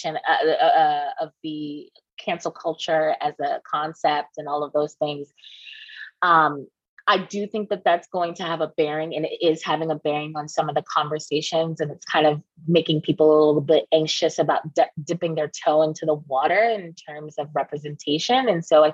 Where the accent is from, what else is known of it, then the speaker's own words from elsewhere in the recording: New York City, New York, United States; I'm native New Yorker